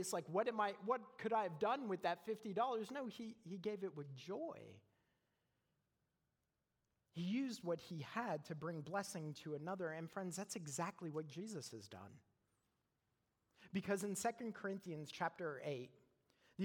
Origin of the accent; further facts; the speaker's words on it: Canada; moved away as an adult; now in United States; I'm from Canada.